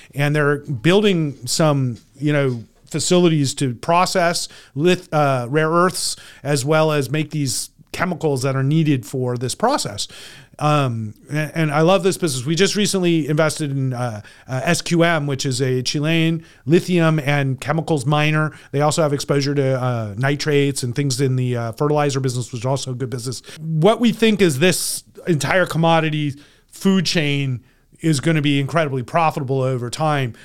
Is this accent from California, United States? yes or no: yes; California, United States; I'm from California